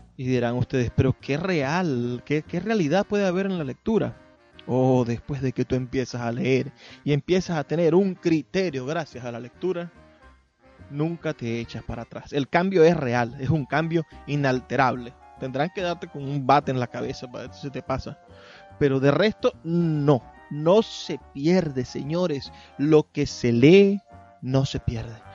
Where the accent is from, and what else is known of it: Maracaibo, Zulia, Venezuela